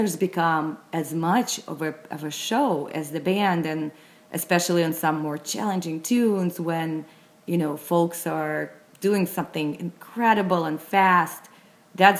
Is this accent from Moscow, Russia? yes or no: yes; Moscow, Russia; I grew up in Moscow, actually, in Russia.